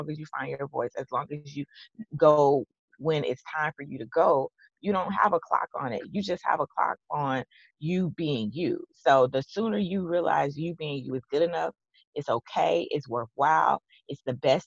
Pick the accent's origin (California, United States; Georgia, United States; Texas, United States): Texas, United States; I'm from Texas